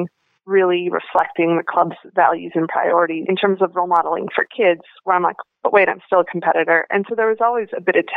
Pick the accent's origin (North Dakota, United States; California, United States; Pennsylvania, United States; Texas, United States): North Dakota, United States; moved away; I grew up in Cullum, North Dakota, which is a town that I think is about 400 people now.